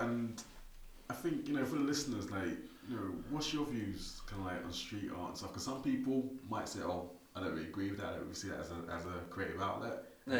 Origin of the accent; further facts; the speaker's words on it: London, United Kingdom; moved away as an adult; now in Aberdeen, United Kingdom; when I was growing up in London